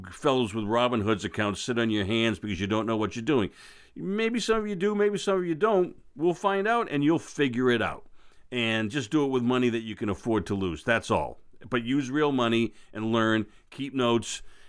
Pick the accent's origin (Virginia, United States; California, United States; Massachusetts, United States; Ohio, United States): Massachusetts, United States; Boston; I'm from Boston. I gratefully don't have an accent, which is kind of neat.